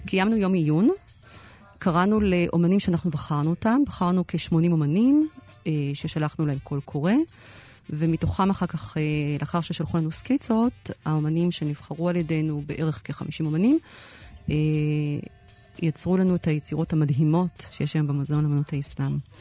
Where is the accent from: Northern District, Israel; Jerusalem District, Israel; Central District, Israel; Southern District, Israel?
Jerusalem District, Israel; Jerusalem; אנחנו שנינו ירושלמים